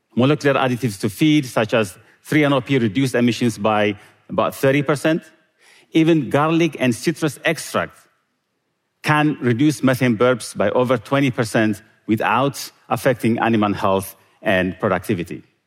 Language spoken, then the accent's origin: English; Eritrea; moved away; Growing up in Eritrea